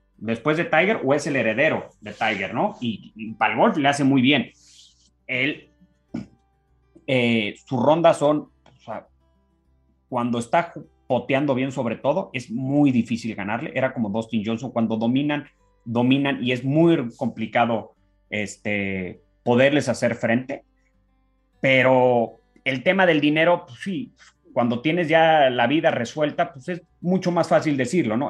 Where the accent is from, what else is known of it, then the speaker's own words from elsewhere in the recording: Mexico; A mí como mexicano, si soy profesional